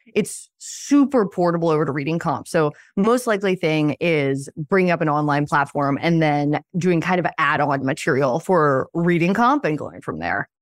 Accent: Philadelphia, Pennsylvania, United States; I was born in Western Pennsylvania, a pretty nowhere town, and then moved to Philadelphia when I was five

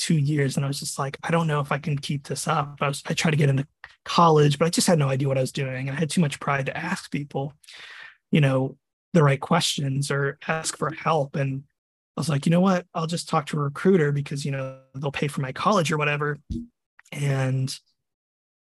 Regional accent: Virginia Beach, Virginia, United States; moved away as an adult; also born or lived in Texas; now in Florida, United States; I originally was born and raised in Virginia, Virginia Beach

